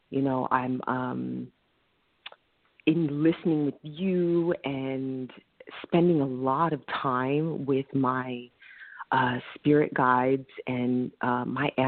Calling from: Bronx, New York, United States

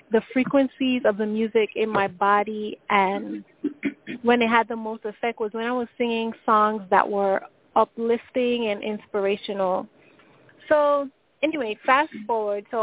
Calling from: New York, United States; I'm calling from New York.

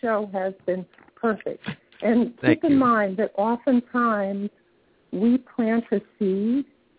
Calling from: St. Petersburg, Florida, United States; I'm in St. Pete, Florida.

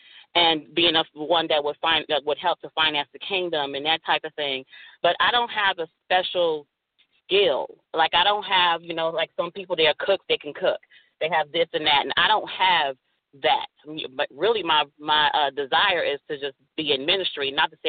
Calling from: Dallas, Texas, United States; I'm calling from Dallas, Texas.

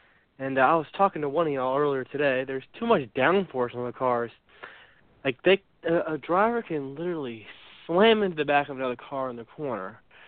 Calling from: Richmond, Virginia, United States; I'm calling from Richmond, Virginia.

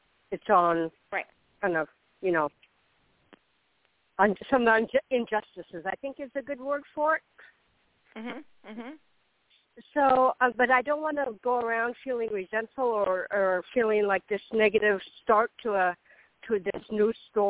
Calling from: Florida, United States; This is …. I'm in Florida.

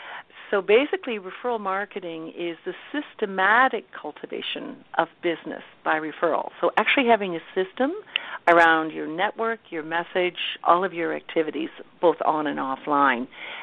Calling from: The Blue Mountains, Ontario, Canada; I am calling actually from the Blue Mountains in Canada, Ontario, Canada. So it's a resort area north of Toronto. So everyone, I think, knows where Toronto is, so it's about a two-hour drive north.

